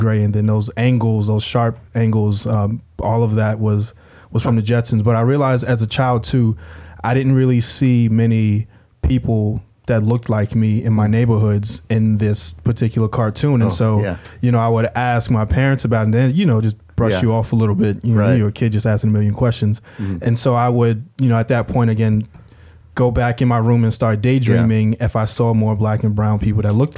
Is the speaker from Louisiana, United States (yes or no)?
no; New York City, New York, United States; also born or lived in South Carolina / Miami / Los Angeles; now in Charlotte, United States; being born and raised in the Bronx